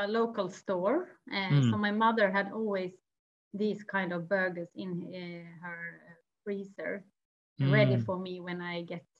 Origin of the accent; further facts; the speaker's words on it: Orsa, Dalarna County, Sweden; Yeah, I can take you back to my hometown, Orsa. It's a small village in the middle of Sweden where I grew up.